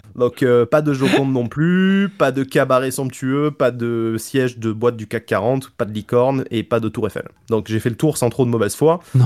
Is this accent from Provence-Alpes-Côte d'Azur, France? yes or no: yes; Marseille, Provence-Alpes-Côte d'Azur, France; moved away; also born or lived in Paris; j'ai fait le choix de quitter définitivement Paris pour retrouver mes racines, donc Marseille. Et la première mise au point, c'est donc que je suis Marseillais